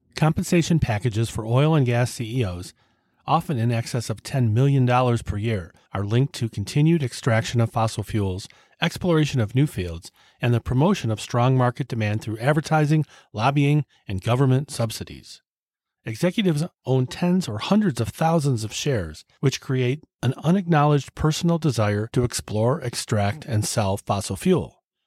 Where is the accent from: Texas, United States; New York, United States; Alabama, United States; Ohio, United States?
Ohio, United States; Cleveland; my hometown Cleveland Indians